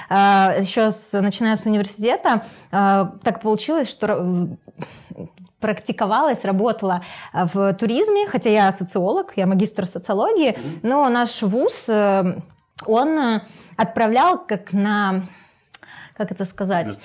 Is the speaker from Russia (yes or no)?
no; Kharkiv, Kharkiv Oblast, Ukraine; Да, я ну, из Харькова.